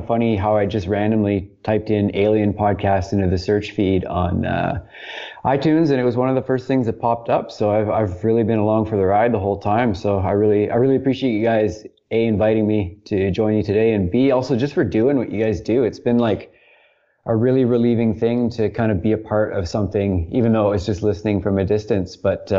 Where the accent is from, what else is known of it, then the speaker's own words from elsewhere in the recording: Vancouver Island, British Columbia, Canada; I'm from Vancouver Island on the west coast of Canada.